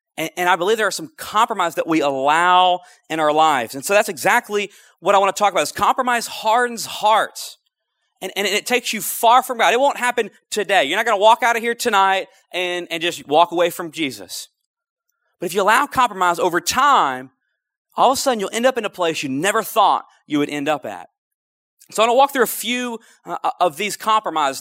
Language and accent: English; North Louisiana, United States; moved away as an adult; also born or lived in Lafayette, Louisiana; I'm originally from North Louisiana where you don't eat crawfish.